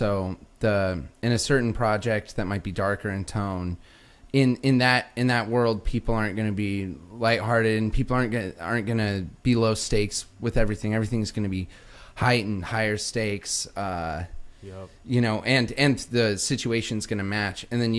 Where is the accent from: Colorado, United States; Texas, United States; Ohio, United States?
Colorado, United States; Pueblo; now in Los Angeles, United States; Yeah. Okay. Yeah. Southeast Colorado. I think people, when they hear Colorado, they think Aspen, think Kansas. It looks a lot more like Kansas. Small town.